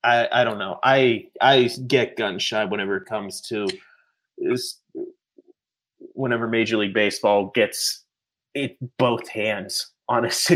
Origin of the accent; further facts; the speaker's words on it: Pittsburgh, Pennsylvania, United States; Also, I think, I grew up in Pittsburgh. If you grew up in Pittsburgh and a baseball fan or a sports fan, you got to be taught the story